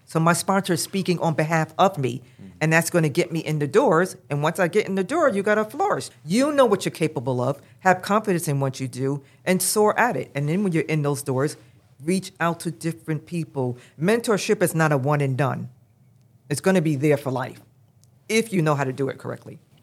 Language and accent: English; New York City, New York, United States; now in New Jersey, United States; I grew up in Brooklyn, New York. I live in Jersey right now